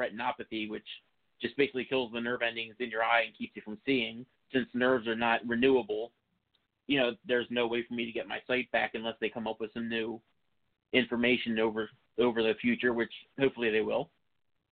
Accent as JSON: {"language": "English", "area": "Philadelphia suburbs, Montgomery County", "region": "Pennsylvania", "country": "United States", "tie": "born or raised there", "said": "I grew up in the Philadelphia suburbs in Montgomery County."}